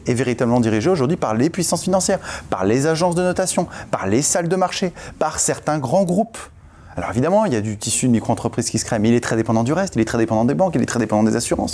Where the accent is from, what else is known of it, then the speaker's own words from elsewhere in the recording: France; on est français